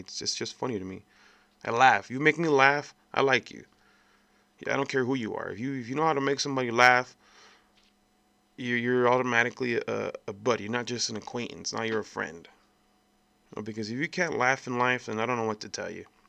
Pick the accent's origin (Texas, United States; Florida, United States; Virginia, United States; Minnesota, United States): Texas, United States; El Paso; I was born here in El Paso, Texas, back in nineteen eighty-nine. And I've been here my whole life